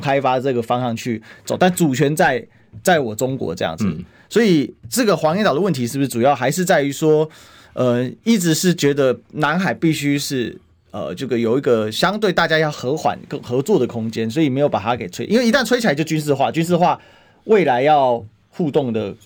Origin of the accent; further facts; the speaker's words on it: Taiwan; 我们台湾人